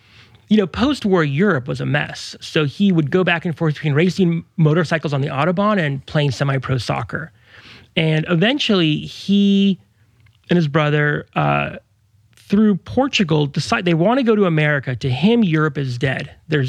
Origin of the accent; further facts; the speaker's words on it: Mexico; born there; I was born in Mexico.